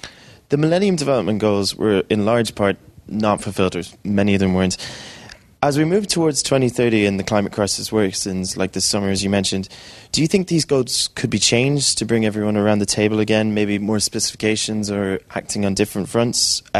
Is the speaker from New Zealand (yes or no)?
no; Ireland; I'm also from Ireland.